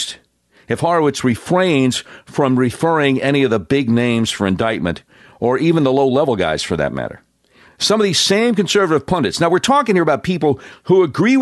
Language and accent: English; Charlotte, North Carolina, United States; also born or lived in Panama City, Florida; now in Little Rock, United States; I grew up in Charlotte, North Carolina